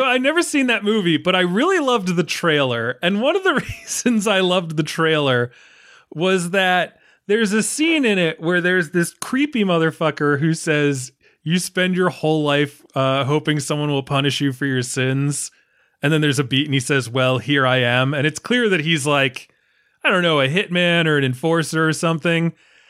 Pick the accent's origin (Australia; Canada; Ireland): Ireland; As an Irishman, I don't think I'm fully living unless I'm in pain